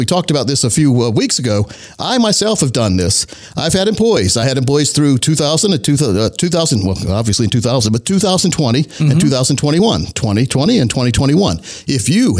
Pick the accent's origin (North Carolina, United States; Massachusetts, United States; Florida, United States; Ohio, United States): North Carolina, United States; Laurinburg; born or raised there